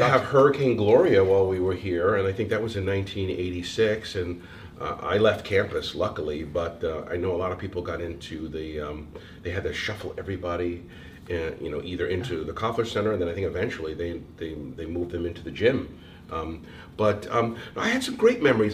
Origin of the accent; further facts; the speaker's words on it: Eastern Connecticut, United States; moved away as an adult; also born or lived in Rhode Island / Boston / New York; now in Oregon, United States; Originally from Connecticut, Eastern Connecticut, and then when I got out of Bryant, I was living in Connecticut for a number of years